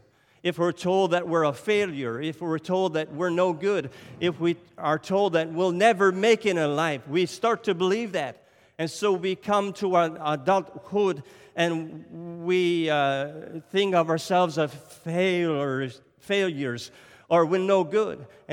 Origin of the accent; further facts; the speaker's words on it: Nova Scotia, Canada; So if I sound French today, I'm not French. I don't speak French. I'm from Cape Breton Island. We have our own accent, you know.